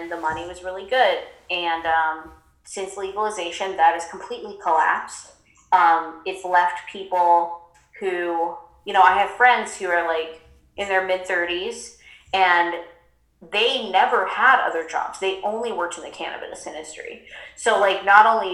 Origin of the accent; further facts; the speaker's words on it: Humboldt County, California, United States; now in Joshua Tree, United States; I'm from the Emerald Triangle. That's where I grew up